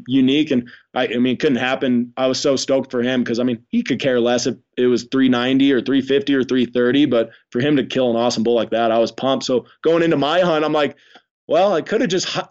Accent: Idaho, United States; now in Wyoming, United States; I grew up in Idaho

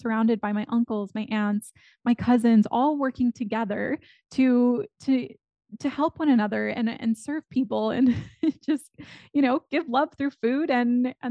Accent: McAllen, Texas, United States; now in Austin, United States; I grew up in McAllen, Texas, which is at the very southern tip of Texas

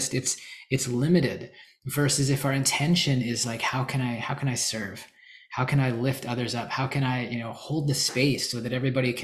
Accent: Canada; moved away as an adult; also born or lived in Calgary, Alberta; now in United States; I'm Canadian. Well, I'm in the US again now

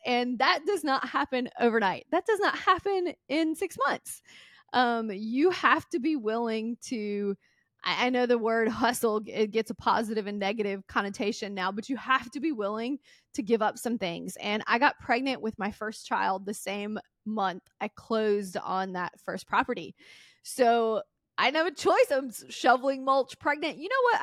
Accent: Mississippi, United States; I grew up in Mississippi, super poor

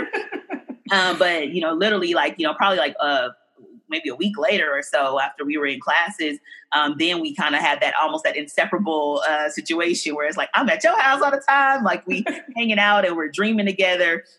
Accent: Oakland, California, United States; I grew up in um, deep East Oakland

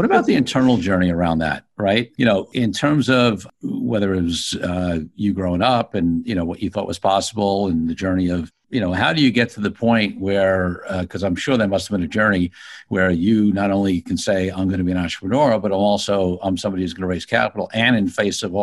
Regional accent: New York City, New York, United States; being a low middle class kid growing up in Brooklyn

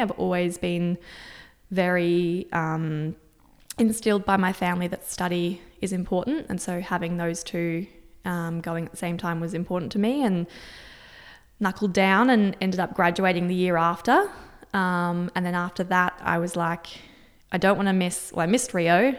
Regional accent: Singapore; moved away; I was born and grew up in Singapore.

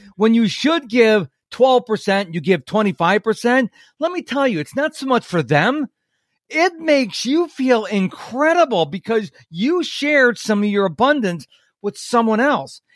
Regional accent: New York, United States; moved away; I'm originally from New York State

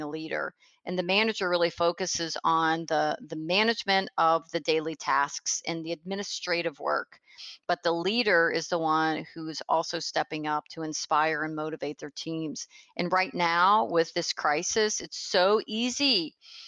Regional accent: Pennsylvania, United States; now in Tampa, United States; I was from Pennsylvania, I now live in Tampa, Florida

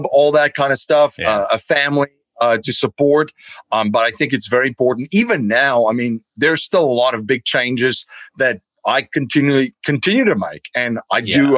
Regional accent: Stellenbosch, Western Cape, South Africa; now in United States; I grew up in Stellenbosch in South Africa

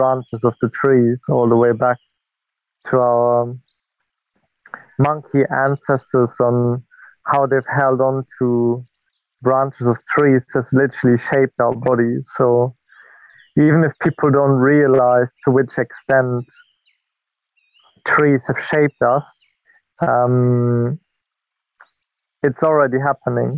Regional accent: German-speaking border region of Belgium, Wallonia, Belgium; moved away as an adult; now in United Kingdom; I'm from Belgium. I'm German-speaking Belgian, and I come from the border region between Belgium and Germany, where I grew up close to a nature reserve.

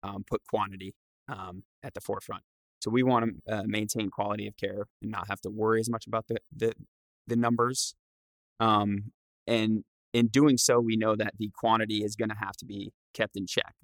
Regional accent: Rhode Island, United States; I'm from Rhode Island

